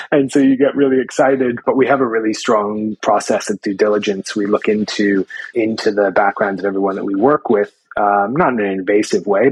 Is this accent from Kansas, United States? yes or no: no; New York City, New York, United States; moved away as an adult; also born or lived in Portland, Oregon; now in Australia; I was born and raised in Manhattan, actually, in the heart of New York City.